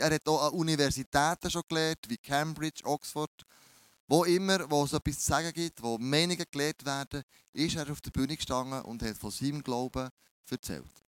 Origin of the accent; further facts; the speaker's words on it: Bern, Switzerland; accent: Bernese German; mein, mein Berndeutsch ist ein bisschen speziell